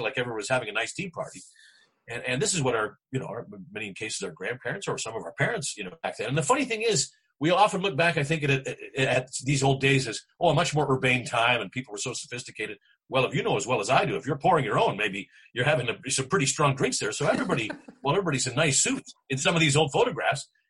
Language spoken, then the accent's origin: English; Vancouver, British Columbia, Canada; I'm somebody that's born and raised in Vancouver